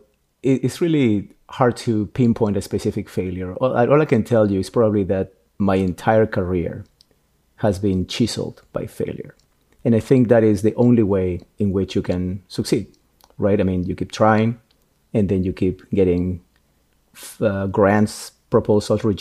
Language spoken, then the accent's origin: English; Peru; moved away; I'm Peruvian. I was born in Peru